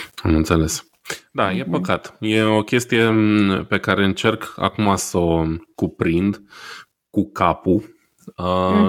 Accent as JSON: {"language": "Romanian", "country": "Romania", "moved": "yes", "lives_now": "Heilbronn, Germany", "said": "noi, poate ca români"}